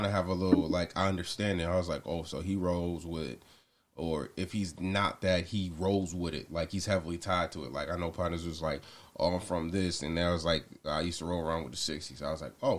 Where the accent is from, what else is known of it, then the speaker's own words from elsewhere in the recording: Douglasville, Georgia, United States; moved away; I say Atlanta, Georgia, because nobody knows where Douglasville's